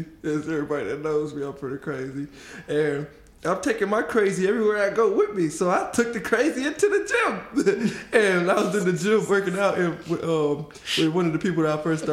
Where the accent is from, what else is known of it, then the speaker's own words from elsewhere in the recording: Detroit, Michigan, United States; I'm from Detroit. Born and raised.